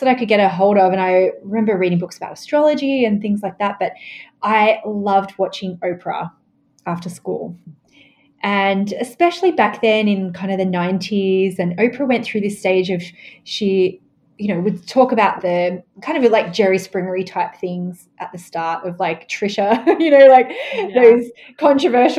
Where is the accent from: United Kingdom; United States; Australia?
Australia; I grew up in Australia